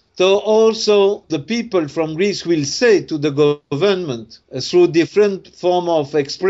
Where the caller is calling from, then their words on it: Tunisia; or here in Tunisia, because I am speaking from Tunisia now